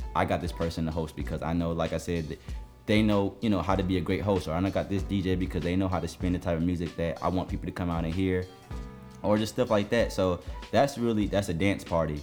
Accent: New Jersey, United States; also born or lived in Jamaica (ancestry); now in Atlanta, United States; I'm from Jersey

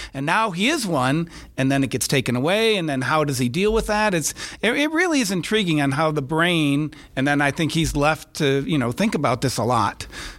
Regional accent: Traverse City, Michigan, United States; born or raised there

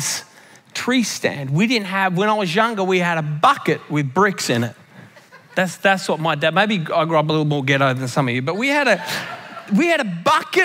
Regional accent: Australia; when I grew up in Australia, you had to have a real tree

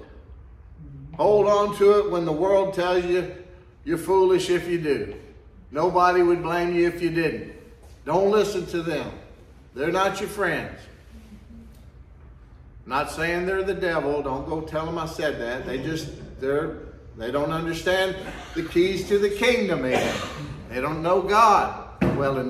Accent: the South, Texas, United States; we're generally pretty friendly down here in the South, especially Texas

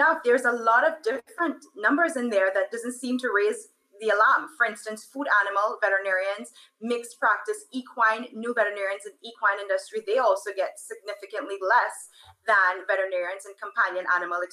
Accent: Trinidad & Tobago; moved away; I am from Trinidad and Tobago.

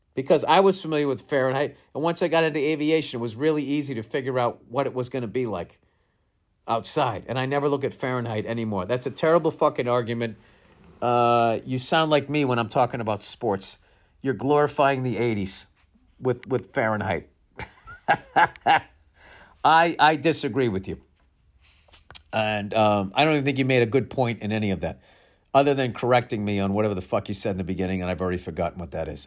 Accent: United States; being an American

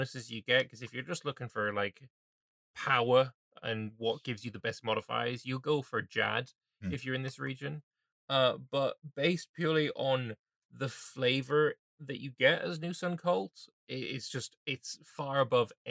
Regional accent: England, United Kingdom; as an Englishman

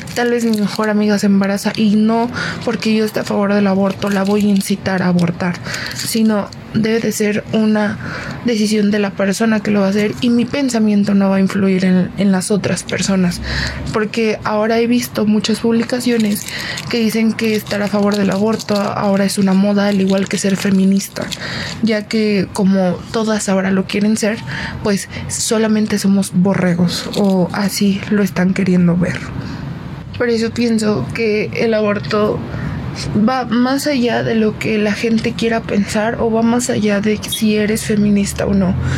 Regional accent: Mexico City, Mexico; soy de la Ciudad de México

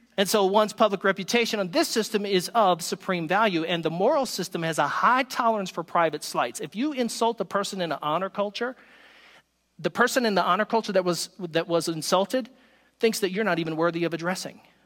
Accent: the South, United States; I am from the South

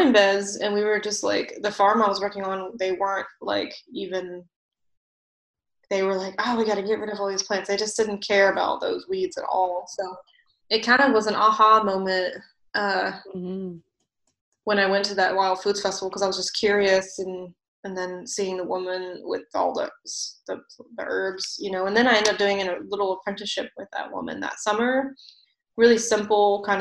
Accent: Virginia, United States; moved away; also born or lived in Vermont; my hometown at one point in Virginia

